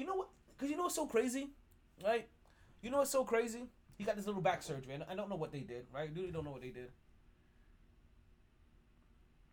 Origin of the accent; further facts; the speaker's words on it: New York City, New York, United States; as a New Yorker